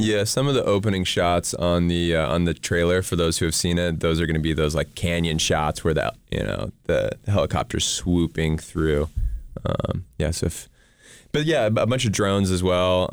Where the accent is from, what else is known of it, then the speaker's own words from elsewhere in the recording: Bozeman, Montana, United States; moved away; also born or lived in Denver, Colorado; I grew up in Bozeman